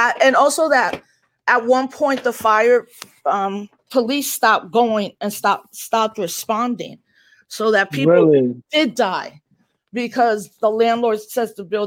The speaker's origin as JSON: {"language": "English", "town": "New York City", "region": "New York", "country": "United States", "tie": "born or raised there", "said": "I grew up in the Bronx in the 70s"}